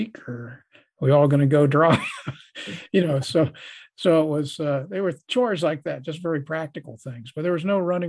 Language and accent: English; Columbus, United States; my hometown of Columbus